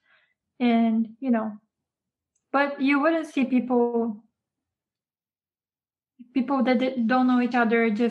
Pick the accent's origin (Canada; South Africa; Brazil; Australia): Brazil; now in Japan; I grew up in Brazil